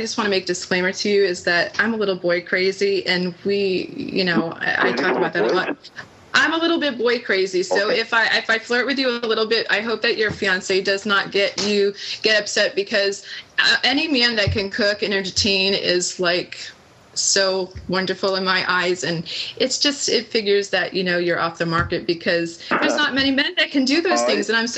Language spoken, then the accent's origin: English; New England, United States; accent: New England; I'm from New England, and I have an accent.